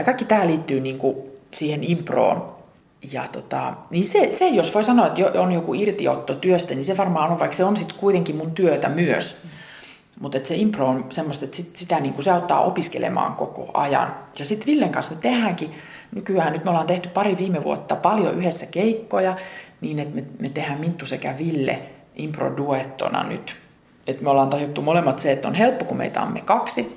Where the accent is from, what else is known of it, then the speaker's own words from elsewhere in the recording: Ylivieska, North Ostrobothnia, Finland; moved away; Ylivieskassa, mistä mä oon lähtöisin